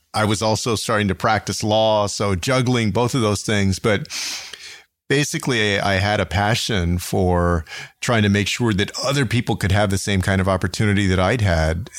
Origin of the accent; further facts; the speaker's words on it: San Antonio, Texas, United States; my hometown of San Antonio